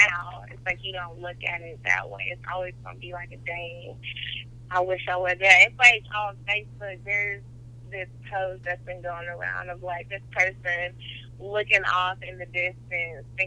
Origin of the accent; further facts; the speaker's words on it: Atlanta, Georgia, United States; moved away as an adult; also born or lived in Aiken, South Carolina; I came from Atlanta